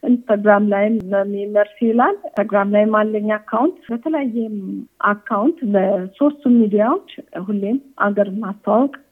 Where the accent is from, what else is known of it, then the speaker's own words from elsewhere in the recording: Ethiopia; የተወለድኩበት ያደግኩበት ህዝቡ፣ አፈሩ፣ አገሩ እንዳለ ሁሉ ነገሩ ለእኔ ኢትዮጵያዊነቴ ነው